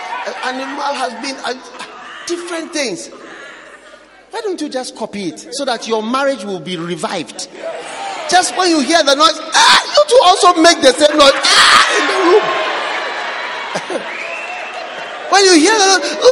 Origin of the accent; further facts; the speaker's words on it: Ghana; me as a Ghanaian